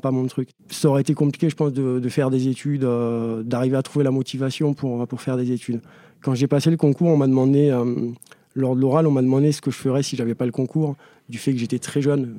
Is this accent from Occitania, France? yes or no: yes; Ariège, Occitania, France; moved away as an adult; now in Paris, France; moi où j'ai grandi, c'est une petite exception. Euh, on va faire une petite parenthèse, mais le département de l'Ariège